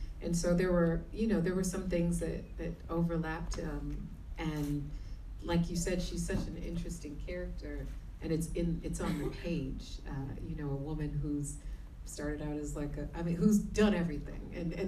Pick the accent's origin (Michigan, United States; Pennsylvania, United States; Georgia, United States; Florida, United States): Michigan, United States; Detroit; growing up where I grew up in Detroit, Michigan, which is a very Christian city, as I would say.